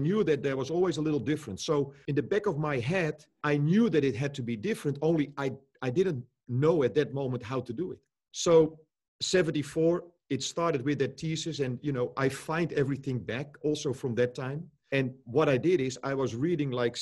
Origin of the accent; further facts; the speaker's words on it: Netherlands; I grew up here in Holland as well